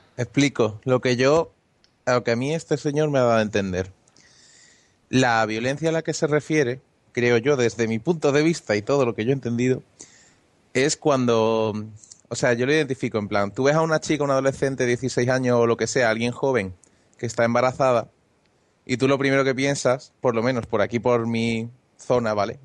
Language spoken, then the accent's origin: Spanish; Andalusia, Spain; soy andaluz